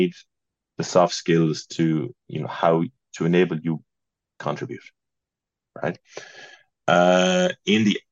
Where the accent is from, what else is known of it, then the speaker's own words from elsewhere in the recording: Roscommon, Connacht, Ireland; moved away; the one that we grew up in Roscommon